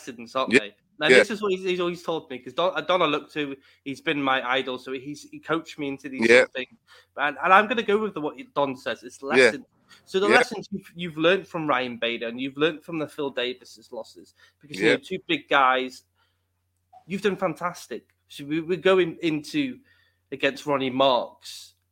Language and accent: English; United Kingdom